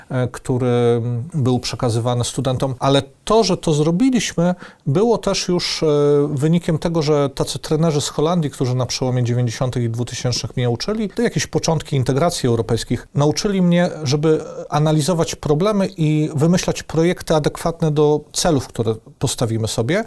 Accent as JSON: {"language": "Polish", "town": "Lublin", "region": "Lublin Voivodeship", "country": "Poland", "tie": "born or raised there", "said": "byłem w jednym z elitar elitarnych liceów e, Lublina, w liceum e, imienia Jana Hetmana Zamojskiego"}